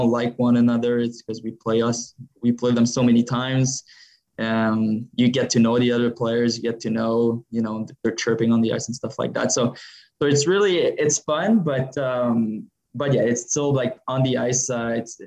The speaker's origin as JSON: {"language": "English", "town": "Montreal", "region": "Quebec", "country": "Canada", "moved": "yes", "said": "I'm from Montreal area"}